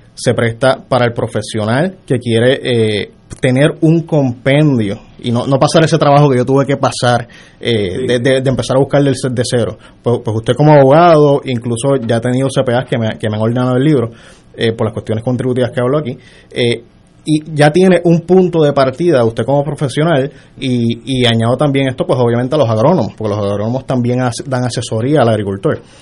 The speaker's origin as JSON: {"language": "Spanish", "town": "Mayagüez", "country": "Puerto Rico", "said": "Yo soy de Mayagüez original."}